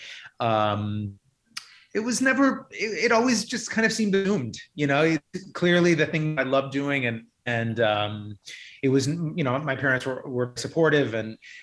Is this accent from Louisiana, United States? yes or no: no; Ohio, United States; I'm from the Midwest. I grew up in Ohio